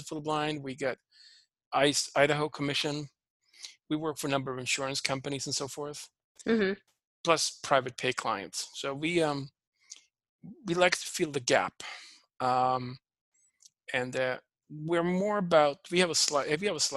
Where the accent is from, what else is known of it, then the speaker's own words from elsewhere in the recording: Sweden; English is a second language; moved away as an adult; also born or lived in Toronto, Canada; now in United States; I'm originally from Sweden. I grew up on a dairy farm.